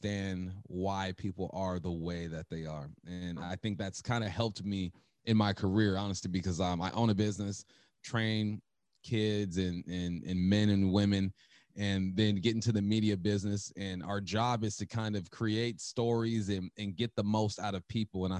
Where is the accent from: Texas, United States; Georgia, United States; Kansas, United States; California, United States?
California, United States; Los Angeles; I'm from Cali.